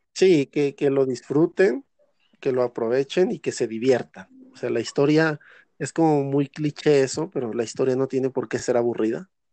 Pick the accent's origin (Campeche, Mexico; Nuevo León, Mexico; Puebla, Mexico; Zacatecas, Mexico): Zacatecas, Mexico; soy de Zacatecas, Zacatecas